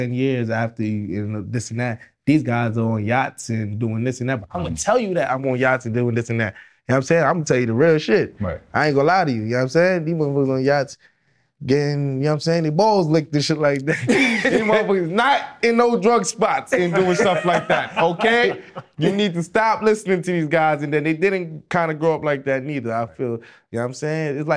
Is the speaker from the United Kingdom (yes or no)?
no; New York City, New York, United States; Yeah, I'm Jamaican, so we, we we came up wild in Brooklyn.